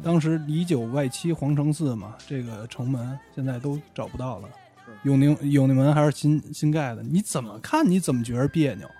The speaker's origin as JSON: {"language": "Chinese", "region": "Beijing", "country": "China", "said": "咱们都是北京人嘛"}